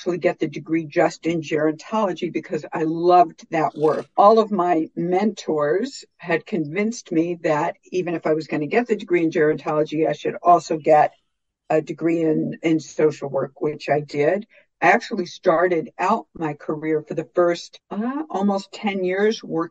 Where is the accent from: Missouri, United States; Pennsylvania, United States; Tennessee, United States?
Tennessee, United States; Memphis; also born or lived in Phoenix, Arizona; now in Los Angeles, United States; We grew up in Memphis